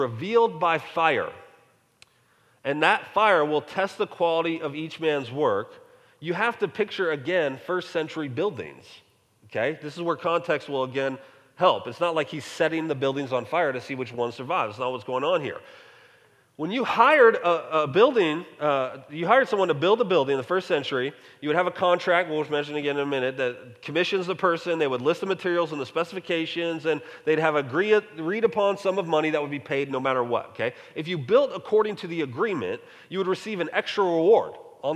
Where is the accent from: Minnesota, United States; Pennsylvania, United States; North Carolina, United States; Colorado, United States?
Colorado, United States; moved away; also born or lived in North Texas; growing up in Colorado